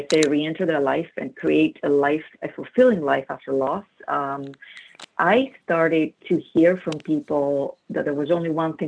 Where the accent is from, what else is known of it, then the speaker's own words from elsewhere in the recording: Greece; English is a second language; moved away as an adult; also born or lived in United Kingdom; I grew up in Greece as a Greek Orthodox, kind of a traditional upbringing. This is where the accent is coming from